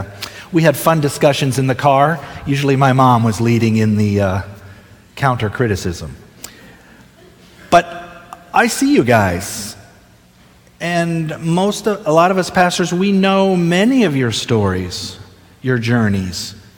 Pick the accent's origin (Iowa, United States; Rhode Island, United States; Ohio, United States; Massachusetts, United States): Ohio, United States; also born or lived in Delaware; I was born and raised in Ohio, my first 6 years in Ohio. Spent 1 year in Delaware. My dad was a pastor, so we moved a lot.